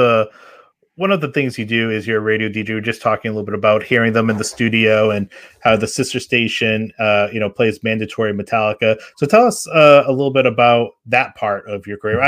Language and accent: English; New England, United States; I grew up in New England